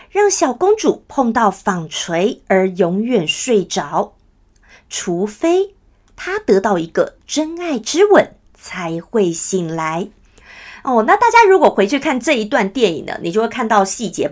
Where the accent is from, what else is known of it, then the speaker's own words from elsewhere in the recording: Taiwan; 我们台湾人哦，都太习惯，就算我们大家都会讲中文，我们从小看所有的电视、所有的节目，通通都有中文字幕